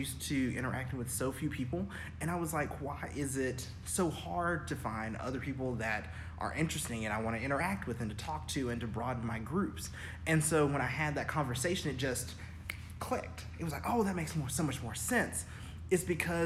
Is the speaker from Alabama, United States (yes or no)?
yes; Auburn, Alabama, United States; also born or lived in Birmingham, Alabama; I grew up, born and raised in Auburn, Alabama